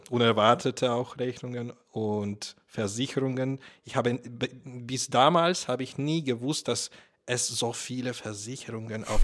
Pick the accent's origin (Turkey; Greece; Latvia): Latvia; German is a second language; also born or lived in Russia; now in Germany; Ich bin in Lettland aufgewachsen ich habe in Russland sehr, sehr lange gelebt und dort in die Schule gegangen, danach in, an der Uni studiert. Und jetzt bin ich in Deutschland seit vier Jahren.